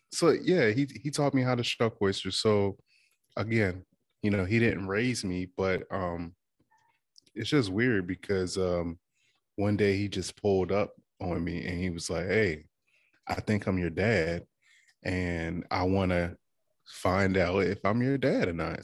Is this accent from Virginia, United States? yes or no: yes; Withams, Virginia, United States; moved away; I am from the Eastern Shore of Virginia, um, small town called Witham's